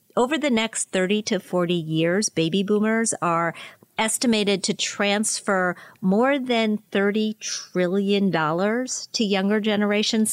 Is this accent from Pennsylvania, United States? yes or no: yes; Pennsylvania, United States; my home state of Pennsylvania